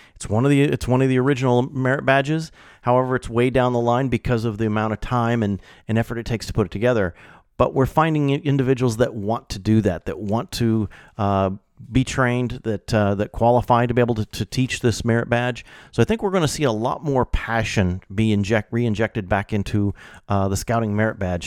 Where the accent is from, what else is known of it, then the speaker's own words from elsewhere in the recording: Illinois, United States; moved away; growing up in Illinois, most, you know, all my career has been in Illinois